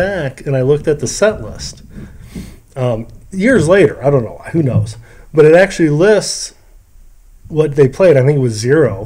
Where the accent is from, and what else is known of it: Rochester, Michigan, United States